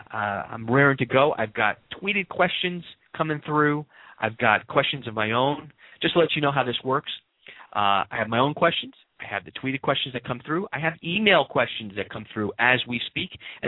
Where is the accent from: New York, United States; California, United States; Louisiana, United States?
New York, United States; I'm a New Yorker. Oh, okay. Born and raised.